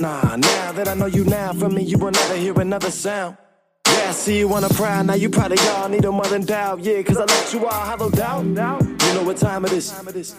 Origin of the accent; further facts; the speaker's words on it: Kansas City, Missouri, United States; I'm from Kansas City.